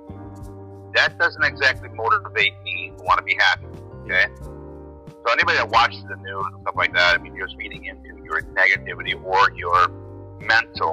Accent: Cleveland, Ohio, United States; moved away as an adult; now in Minnesota, United States; I'm originally from Cleveland, Ohio. Grew up there and then migrated to Minnesota about 23 years ago.

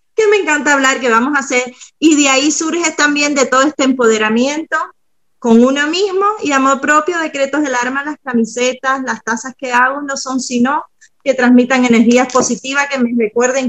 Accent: Cuba; moved away; vengo de Cuba

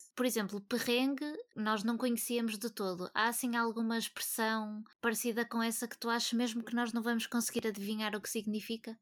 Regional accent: Porto, Norte, Portugal; eu sou do Porto e nasci cá

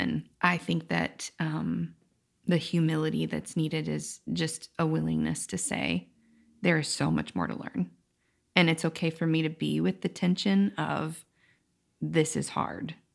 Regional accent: United States; my experience as a woman in America

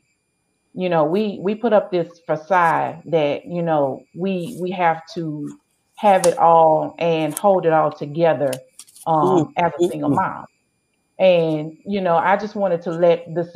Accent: Hammond, Louisiana, United States; I was born and raised in Hammond, Louisiana

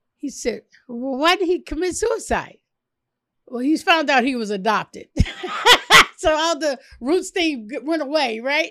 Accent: Chicago, Illinois, United States; Chicago, born and raised in Chicago.

